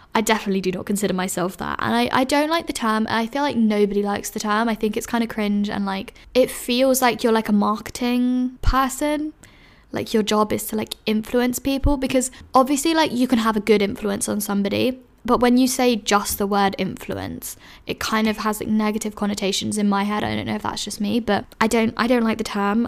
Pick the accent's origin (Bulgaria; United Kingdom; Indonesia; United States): United Kingdom; London; moved away as an adult; I loved growing up in London